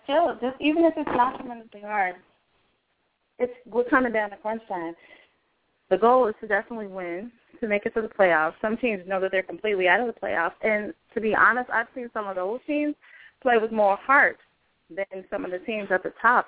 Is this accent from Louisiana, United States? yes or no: no; Chicago, Illinois, United States; I'm from Chicago